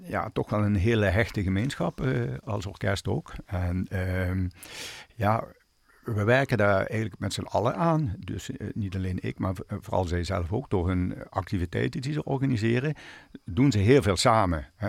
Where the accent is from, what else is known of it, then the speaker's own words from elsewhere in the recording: Limburg, Netherlands; Want je komt, eh, ja, je komt als Limburger, zeg maar, ja, ja, toch ja, in het westen terecht.